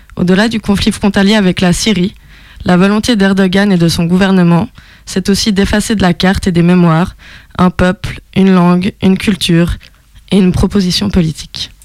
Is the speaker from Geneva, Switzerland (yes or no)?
yes; Geneva, Switzerland; accent: Genevan; on me dit assez souvent que j'ai un accent typique genevois